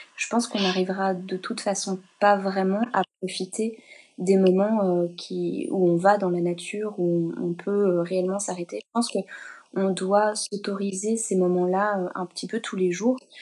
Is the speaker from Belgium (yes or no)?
yes; Belgium; une exposition ici en Belgique que j'ai faite, euh, dans mon, dans, dans mon patelin